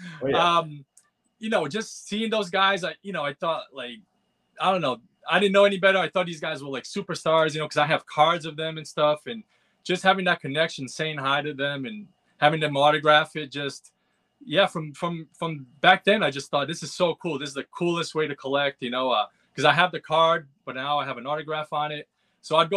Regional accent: Pawtucket, Rhode Island, United States; I grew up near Pawtucket, Rhode Island

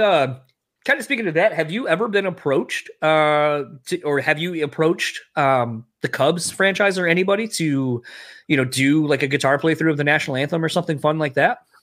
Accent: Delaware, United States; now in Michigan, United States; I grew up initially in Delaware, that's where I'm from, and then I, I live here in Michigan.

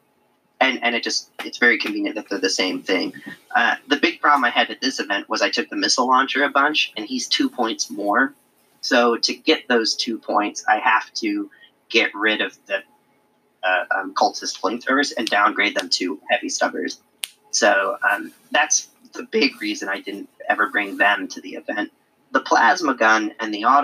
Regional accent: Illinois, United States; moved away; I'm originally from Illinois. Schaumburg, where Adepticon is held, is not too far from where I lived for a really, really long time

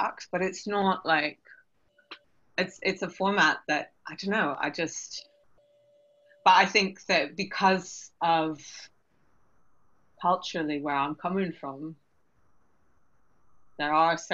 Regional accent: Canada; now in London, United Kingdom; I grew up in Canada

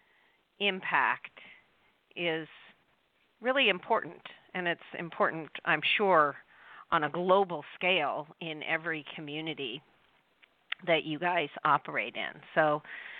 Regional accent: Alaska, United States; I grew up in Alaska

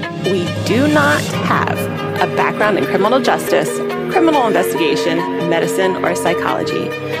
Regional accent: Baltimore, Maryland, United States

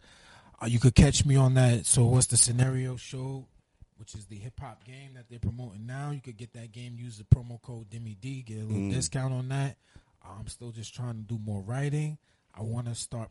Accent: New York City, New York, United States; Red Hook, that's because that's where I'm from. You know, I'm from Utica Ave too

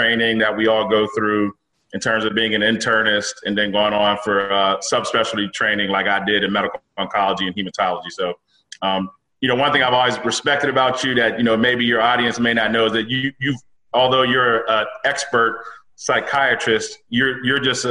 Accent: Pittsburgh, Pennsylvania, United States; moved away as an adult; also born or lived in Philadelphia, Pennsylvania / Maryland / New York; now in Alexandria, Virginia, United States; Born and raised in Pittsburgh. So grew up there through high school.

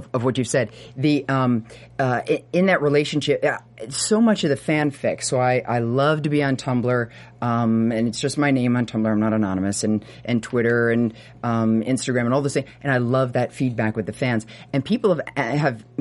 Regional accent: Port Washington, New York, United States; I grew up in Nassau, Port Washington, right outside the city

